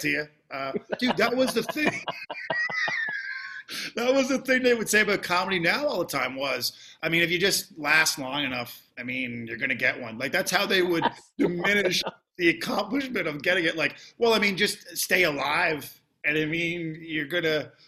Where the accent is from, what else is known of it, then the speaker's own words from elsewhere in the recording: Canada; now in United States; I am Canadian